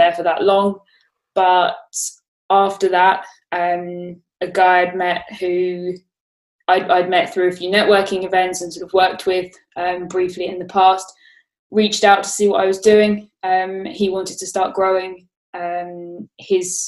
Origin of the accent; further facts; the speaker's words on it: Brighton, South East England, United Kingdom; moved away as an adult; also born or lived in Australia; now in London, United Kingdom; I grew up in Brighton